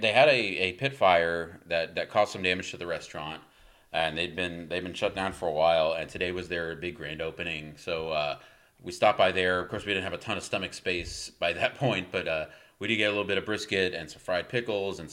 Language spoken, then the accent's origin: English; East Coast, United States; now in Texas, United States; I'm from the East Coast.